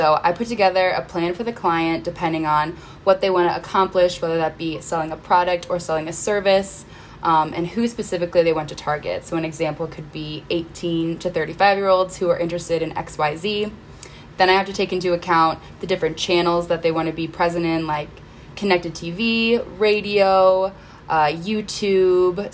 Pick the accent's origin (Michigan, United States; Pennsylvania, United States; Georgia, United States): Michigan, United States; Northville; moved away as an adult; now in Chicago, United States; I grew up in Northville, Michigan